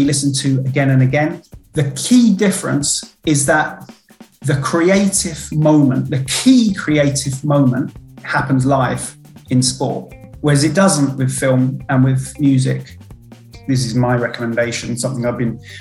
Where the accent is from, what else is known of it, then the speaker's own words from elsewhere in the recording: London, United Kingdom; first language English; also born or lived in Paris, France; my mum and dad, who were both English, were working there at the time, but they moved back when I was a toddler.